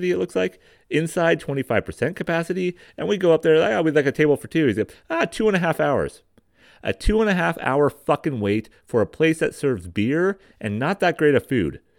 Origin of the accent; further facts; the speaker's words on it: California, United States; All right, I'm I'm from Marin County. I'm from here.